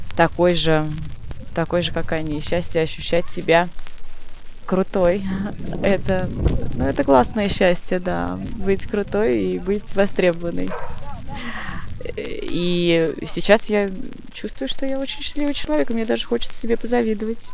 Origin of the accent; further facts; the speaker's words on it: Nizhny Novgorod, Nizhny Novgorod Oblast, Russia; Я из Нижнего Новгорода